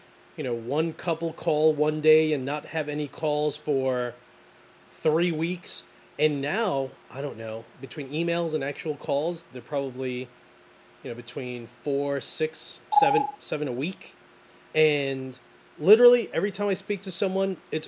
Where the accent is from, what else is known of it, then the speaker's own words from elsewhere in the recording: New York City, New York, United States; I'm from Brooklyn, man. I grew up just abusing everyone.